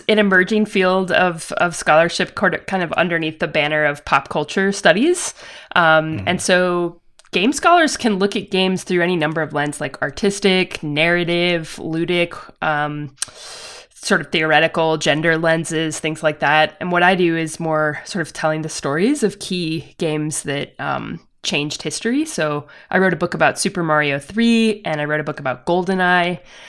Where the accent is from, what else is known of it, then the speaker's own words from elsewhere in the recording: Georgia, United States; No, I'm from Forsyth County. So it's a little bit north of Atlanta, sort of up toward the mountains.